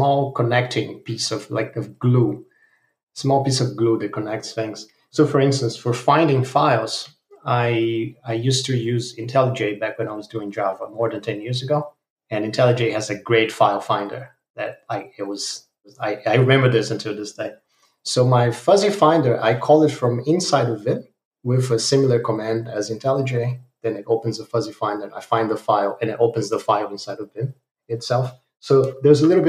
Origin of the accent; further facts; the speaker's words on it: Brazil; now in Germany; I'm from Brazil, living in Germany.